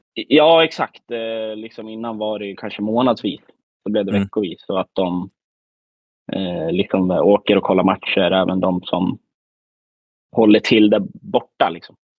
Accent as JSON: {"language": "Swedish", "region": "Västmanland", "country": "Sweden", "tie": "born or raised there", "moved": "yes", "lives_now": "Värmland, Sweden", "said": "man är väl ändå född och uppvuxen i Västmanland"}